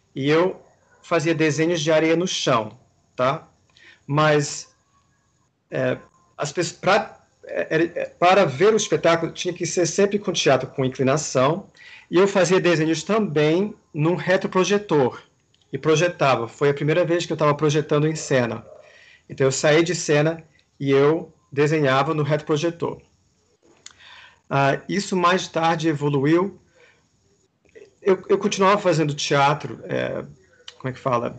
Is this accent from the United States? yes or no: yes; Washington, District of Columbia, United States; moved away; also born or lived in New York / Amsterdam / Brazil; eu nasci em Washington